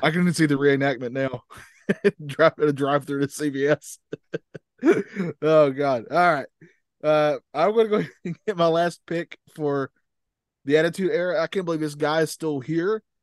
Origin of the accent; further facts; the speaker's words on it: North Carolina, United States; I'm from North Carolina